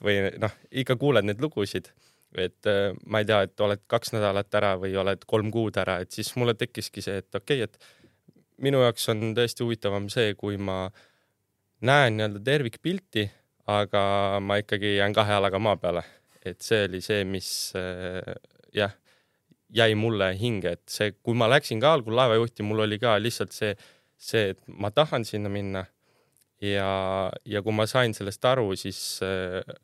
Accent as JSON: {"language": "Estonian", "town": "Värska", "region": "Põlva County", "country": "Estonia", "said": "ma olen Tallinnast päris kaugelt pärit, Värskast"}